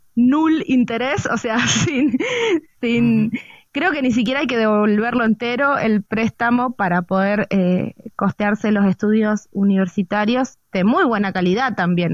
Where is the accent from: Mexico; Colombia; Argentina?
Argentina; en, Argentina le decimos la hinchada